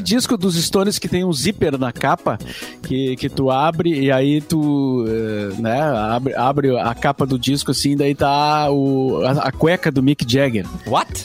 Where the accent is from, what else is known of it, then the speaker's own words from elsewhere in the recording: Barbacena, Minas Gerais, Brazil; quando eu era garoto, né, lá em Barbacena